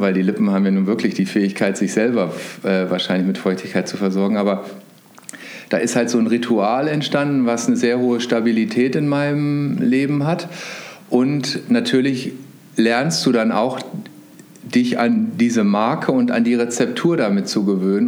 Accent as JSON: {"language": "German", "town": "Hanover", "region": "Lower Saxony", "country": "Germany", "tie": "born or raised there", "also_born_or_lived": "Bayreuth", "moved": "as an adult", "said": "Ich komme aus einem Vorort von Hannover, also bin ein klassischer Großstadt-Vorort-Mensch"}